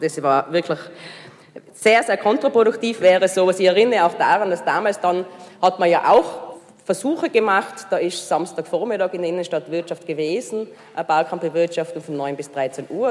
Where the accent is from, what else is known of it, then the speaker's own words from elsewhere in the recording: Hall in Tirol, Tyrol, Austria; now in Innsbruck, Austria; ich bin ja eigentlich aus Hall